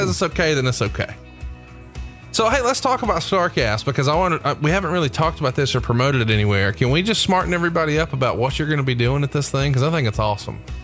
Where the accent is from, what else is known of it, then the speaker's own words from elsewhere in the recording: Prattville, Alabama, United States; I grew up in Prattville